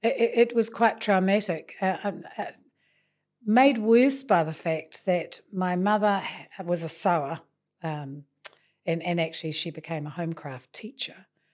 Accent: Napier, Hawke's Bay, New Zealand; So then I spent the rest of my time growing up in Napier, in Taradale, and really had a very good childhood.

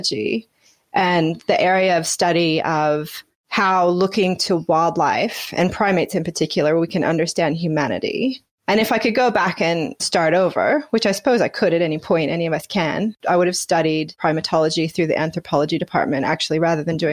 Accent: Washington, United States; moved away as an adult; now in Gold Coast, Australia; I grew up in Washington State in the Pacific Northwest

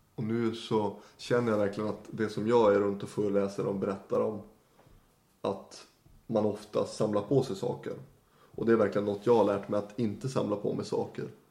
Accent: Norrland, Sweden; moved away as an adult; also born or lived in Leksand; now in Stockholm, Sweden; jag, hade ju aldrig sett mig själv att bo i Stockholm, norrlänning som man är

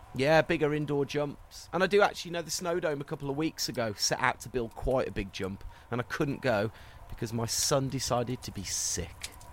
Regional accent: London, United Kingdom; now in Vancouver, Canada; I'm from London, but relocated to Vancouver.

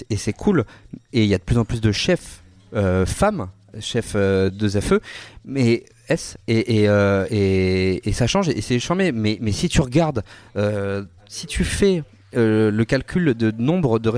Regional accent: Paris, Île-de-France, France; en plus, on est parisien, donc euh, à Paris, c'est encore plus difficile.

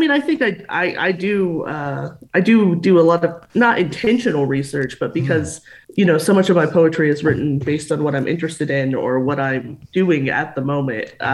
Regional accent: Texas, United States; also born or lived in Denver, Colorado; I actually moved to Texas when I was about 2, so I don't oh. remember much of Denver. no. But Texas has been a wonderful place to grow up. I love Texas.

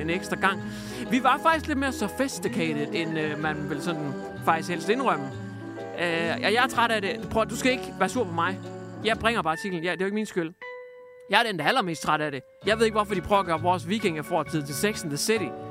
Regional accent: Hjørring, North Denmark Region, Denmark; Jeg har levet med det i lang tid i Jøring, hvor jeg kommer fra. Nordegnen

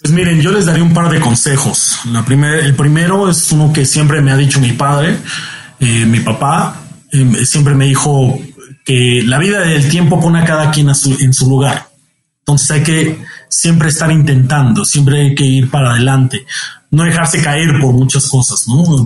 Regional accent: Mexico; además como mexicanos

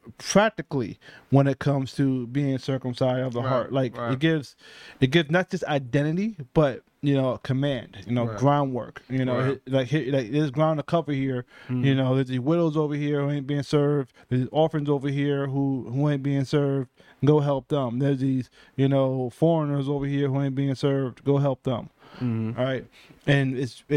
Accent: United States; being a Black American

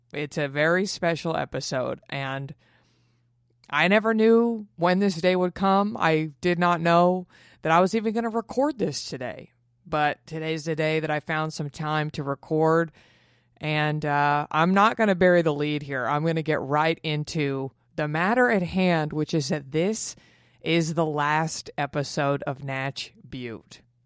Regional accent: Dallas, Texas, United States; moved away; in Dallas in my hometown

